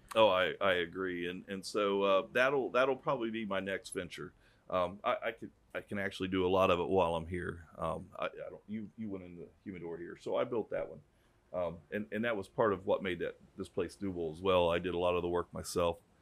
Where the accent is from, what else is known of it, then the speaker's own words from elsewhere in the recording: DeLand, Florida, United States; I'm from DeLand